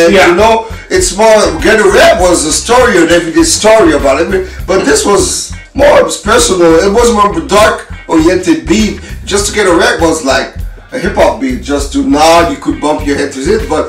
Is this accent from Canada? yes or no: yes; Canada; And we're from Canada, and us, we didn't have access to the shows as in the US